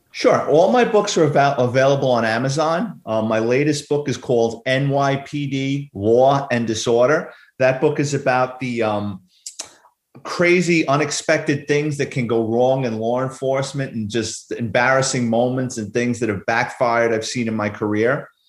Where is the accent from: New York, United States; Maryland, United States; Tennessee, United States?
New York, United States; New York City; a little boy growing up in New York City.